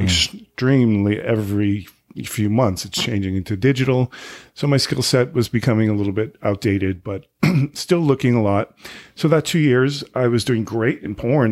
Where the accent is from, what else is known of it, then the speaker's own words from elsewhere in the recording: right outside of Boston, Massachusetts, United States; moved away as an adult; also born or lived in California / Provincetown; now in New York City, United States; right outside of Boston